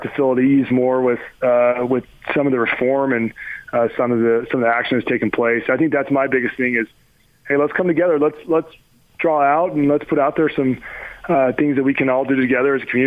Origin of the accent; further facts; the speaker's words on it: College Station, Texas, United States; where I grew up in College Station, Texas